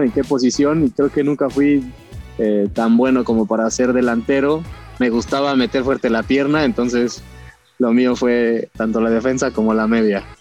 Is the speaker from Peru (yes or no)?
no; Cuernavaca, Morelos, Mexico; also born or lived in Mexico City; yo nací en la Ciudad de México, pero siempre viví en Cuernavaca